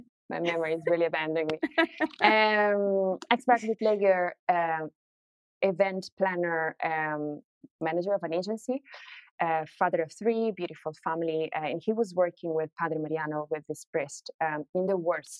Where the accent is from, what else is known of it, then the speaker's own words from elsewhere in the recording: Italy; English is a second language; when I was growing up in Italy